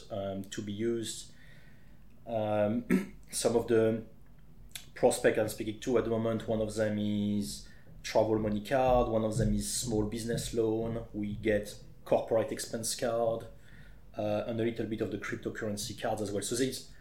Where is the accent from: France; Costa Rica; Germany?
France; Champagne, Grand Est; accent: French; English is a second language; moved away as an adult; now in Leatherhead, United Kingdom; I'm originally from the Champagne area in France.